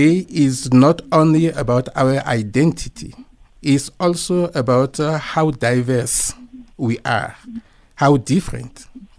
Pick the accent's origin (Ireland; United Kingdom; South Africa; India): South Africa